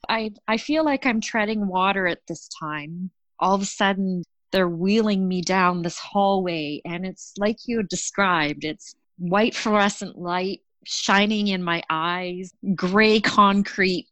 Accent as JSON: {"language": "English", "country": "Canada", "said": "I'm Canadian"}